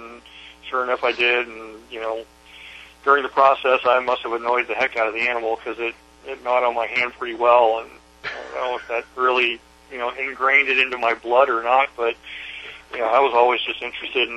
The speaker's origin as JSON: {"language": "English", "town": "Seattle", "region": "Washington", "country": "United States", "tie": "born or raised there", "said": "when I grew up in Seattle"}